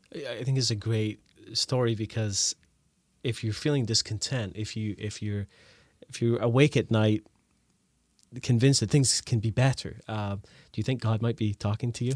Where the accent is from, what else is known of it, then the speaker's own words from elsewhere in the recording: Scotland, United Kingdom; moved away; also born or lived in Canada; I grew up in Scotland. We moved to Canada